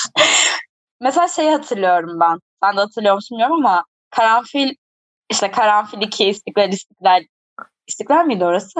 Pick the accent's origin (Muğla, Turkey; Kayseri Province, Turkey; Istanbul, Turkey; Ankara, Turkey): Ankara, Turkey; born and raised Ankara'da olmaktan memnunum